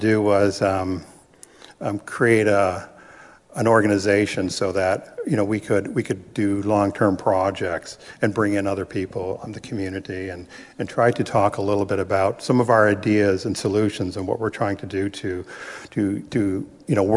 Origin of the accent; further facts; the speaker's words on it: Rama First Nation, Ontario, Canada; now in Bridgenorth, Canada; I'm also from Rama, but I live in Bridge North, which is a town just a little bit north of Peterborough.